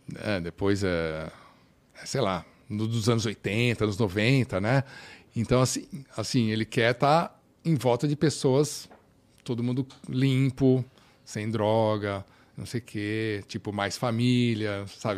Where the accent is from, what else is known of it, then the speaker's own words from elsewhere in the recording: Brazil; moved away as an adult; also born or lived in United States; now in Finland; eu crescendo no Brasil